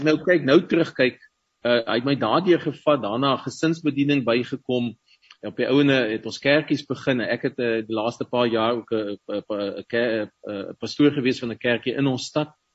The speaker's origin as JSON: {"language": "Afrikaans", "town": "Paarl", "region": "Western Cape", "country": "South Africa", "tie": "born or raised there", "also_born_or_lived": "Stellenbosch / Ukraine", "first_language": "Afrikaans", "moved": "as an adult", "said": "Ek het ek het in die Parel groot geword"}